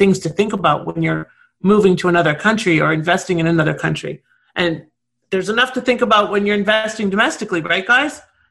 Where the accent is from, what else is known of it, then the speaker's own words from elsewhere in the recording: Toronto, Ontario, Canada; now in South Florida, United States; I'm originally from Toronto, the city of lockdown. And I now live in South Florida